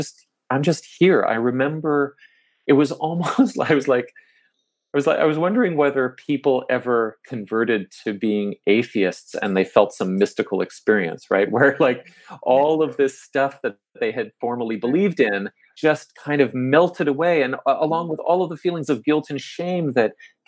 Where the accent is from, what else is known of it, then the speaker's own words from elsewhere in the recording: Toronto, Ontario, Canada; I grew up here in Toronto and middle-class background